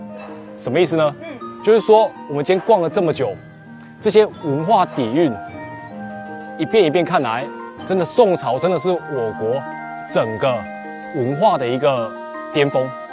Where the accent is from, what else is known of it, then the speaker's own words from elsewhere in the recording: Taiwan; now in Guangzhou, China; 我是来自广州的台青